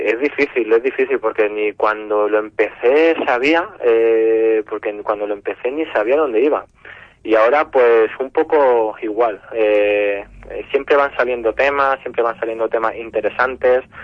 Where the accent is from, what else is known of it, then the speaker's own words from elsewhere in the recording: Castilla-La Mancha, Spain; al fin y al cabo que todos como castellano manchego... sintamos nuestra arquitectura popular, de nuestro entorno